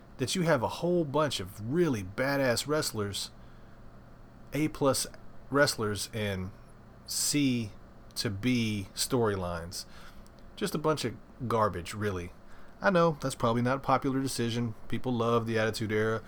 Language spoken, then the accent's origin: English; Memphis, Tennessee, United States; I'm from Memphis